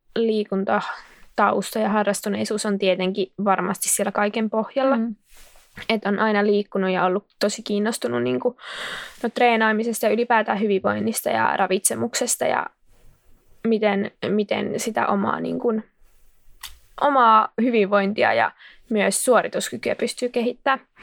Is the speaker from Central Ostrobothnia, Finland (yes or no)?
yes; Kokkola, Central Ostrobothnia, Finland; also born or lived in Jyväskylä; now in Helsinki, Finland; mä oon alun perin Kokkolasta ja Jyväskylän kautta nyt Helsinkiin päätynyt juoksija